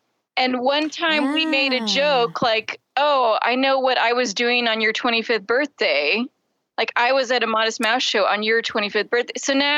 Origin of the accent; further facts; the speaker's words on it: Springfield, Missouri, United States; I hated it as a kid growing up in Springfield, Missouri.